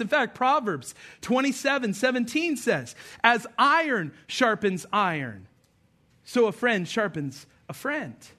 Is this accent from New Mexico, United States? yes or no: yes; Albuquerque, New Mexico, United States; I remember growing up in Albuquerque, New Mexico